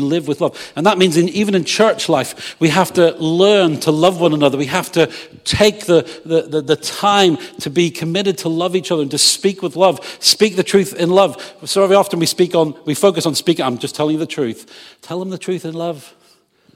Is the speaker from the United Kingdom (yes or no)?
yes; England, United Kingdom; I'm English.